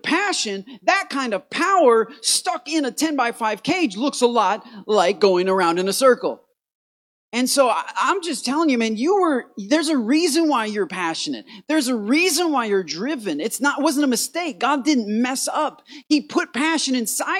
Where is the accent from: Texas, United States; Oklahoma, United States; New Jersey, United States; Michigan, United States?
Michigan, United States; Port Huron; I'm from Michigan, Port Huron, Michigan. It's right in the knuckle of the thumb